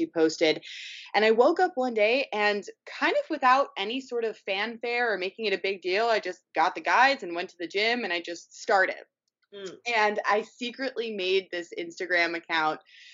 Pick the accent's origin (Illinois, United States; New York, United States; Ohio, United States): New York, United States; New York City; moved away as an adult; also born or lived in Los Angeles; I grew up in New York City, went to school in Los Angeles at USC, studied fine art.